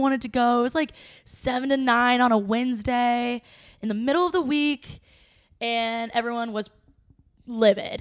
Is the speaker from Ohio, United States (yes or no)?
yes; Cincinnati, Ohio, United States; I'm from Cincinnati. I grew up skating at Gogh, and I learned to skate here.